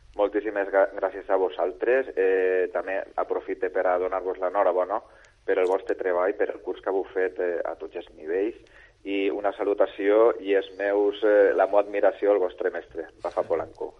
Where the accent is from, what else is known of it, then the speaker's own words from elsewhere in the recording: Bétera, Valencian Community, Spain; jo sóc de Vetera i comencé els meus estudis en, eh, en el Centre Artístic i Musical de Vetera